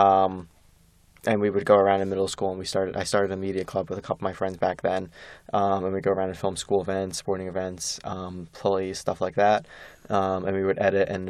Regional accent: Blackwood, New Jersey, United States; I'm from South Jersey, Gloucester Township, Blackwood area. I went to high school at Highland Regional High School.

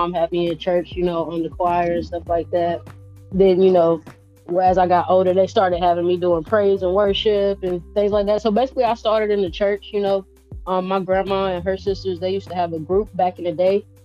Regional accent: Holly Hill, South Carolina, United States; also born or lived in Charlotte, North Carolina; now in Myrtle Beach, United States; I'm originally from Holly Hill, South Carolina

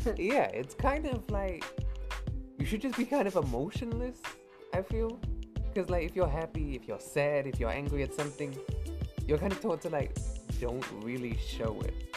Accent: Australia; as an Australian, you know, you'll go to work

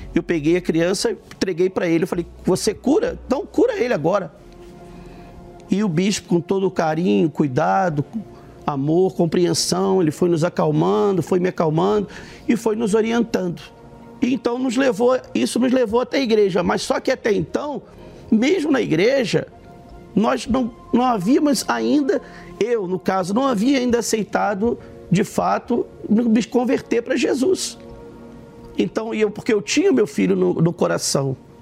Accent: Rio de Janeiro, Brazil; nós somos do Rio de Janeiro

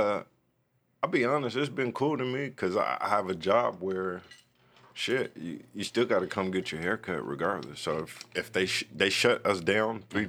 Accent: Oceanside, California, United States; also born or lived in East St. Louis, Illinois; raised in Oceanside

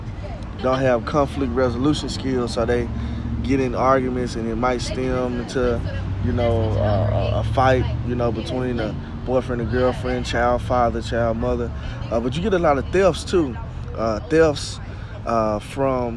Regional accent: Bolivar, Tennessee, United States; moved away as an adult; now in Memphis, United States; I'm originally from Bolivar, Tennessee.

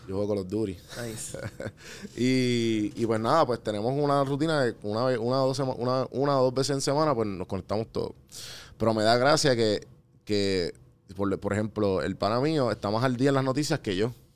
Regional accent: Puerto Rico; also born or lived in United States; soy boricua

